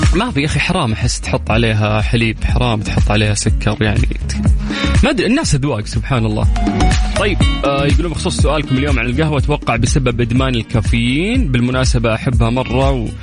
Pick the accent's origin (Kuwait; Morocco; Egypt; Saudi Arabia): Saudi Arabia